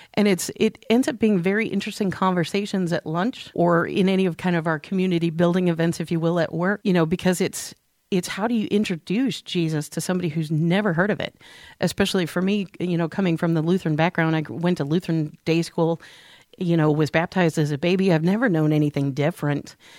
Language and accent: English; St. Louis, Missouri, United States; moved away; I grew up in Saint Louis